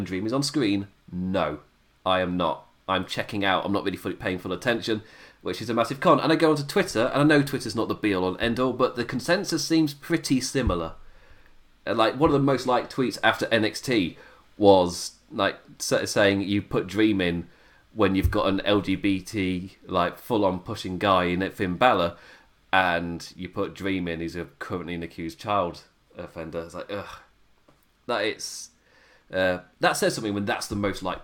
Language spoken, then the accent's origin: English; England, United Kingdom; an Englishman